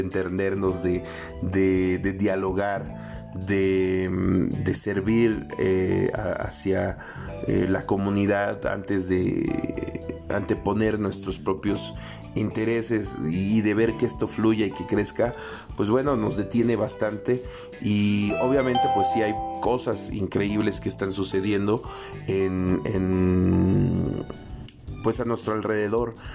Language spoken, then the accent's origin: Spanish; Mexico; como población, como mexicanos, no sé, o mixtecos